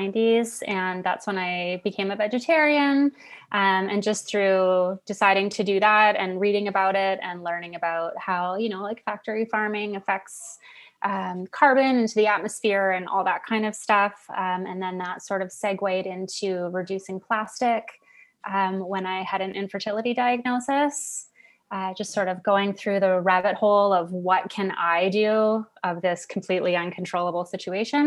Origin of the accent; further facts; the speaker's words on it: Newmarket, Ontario, Canada; now in Aurora, Canada; I grew up in Newmarket